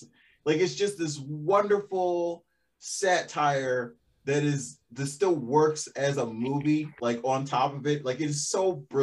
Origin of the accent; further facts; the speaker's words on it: Baltimore, Maryland, United States; I'm a city kid because I grew up in Baltimore